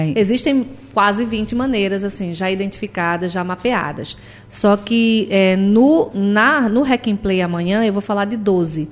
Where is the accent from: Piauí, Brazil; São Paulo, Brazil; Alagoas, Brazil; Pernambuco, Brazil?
Pernambuco, Brazil; Recife; Essa aqui é a minha casa também, é a minha terra